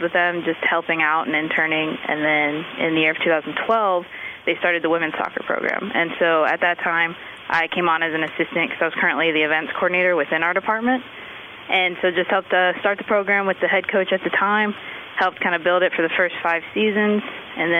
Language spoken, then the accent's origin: English; Massillon, Ohio, United States; moved away as an adult; now in California, United States; I grew up in Massillon, Ohio